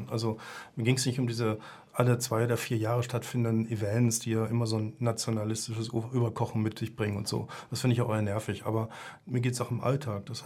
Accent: Bavaria, Germany; Oder so wie hier, ich bin Franke, aber kein Bayern ne, die das wirklich regional meinen auf ihre Umgebung

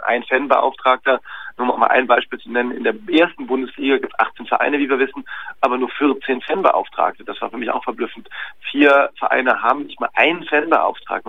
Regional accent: Cologne, North Rhine-Westphalia, Germany; Ich bin selber gebürtiger Kölner

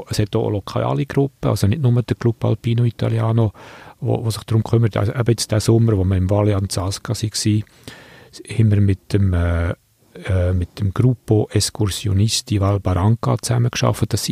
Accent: Switzerland; Es ist jetzt nicht einfach so, dass wir dort quasi als Schweizer, die es auch besser wissen, gehen helfen

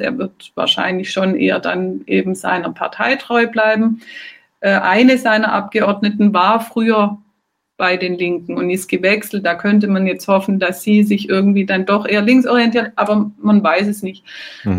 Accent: Germany; now in Marseille, France; ich zum Beispiel als Deutsche

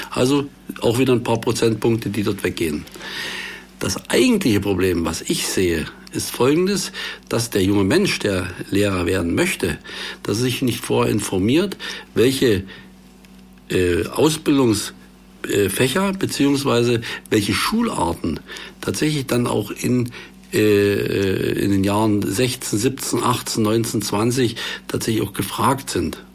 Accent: Görlitz district, East Saxony, Germany; nach Ostsachsen, also in meine Heimat, in den Landkreis Görlitz

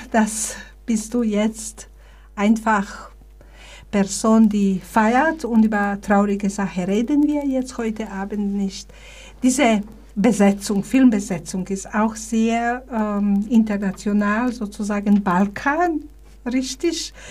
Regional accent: Bosnia & Herzegovina; now in Germany; ich bin hier aus Bosnien als Flüchtling gekommen, 1992, da war so eine ähm, äh, Hilfsbereitschaft in Deutschland da.

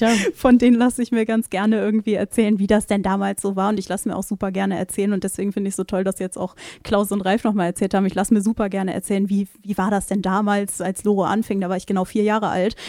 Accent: Lübeck, Schleswig-Holstein, Germany; now in Rostock, Germany; ich komme ja jetzt gebürtig aus Schleswig-Holstein

